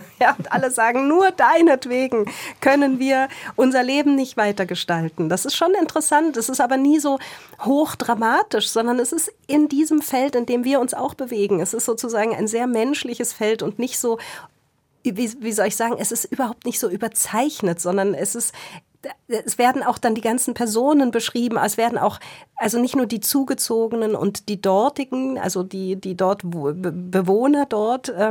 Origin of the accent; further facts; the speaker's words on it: Berlin, Germany; also ich komme ja aus Berlin und natürlich war E.T. Hoffmann in Berlin Schullektor Lektüre.